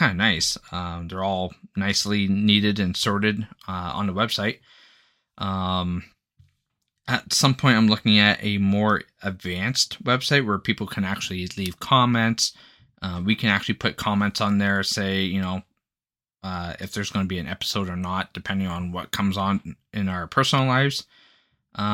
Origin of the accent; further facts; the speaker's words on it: Canada; I'm Canadian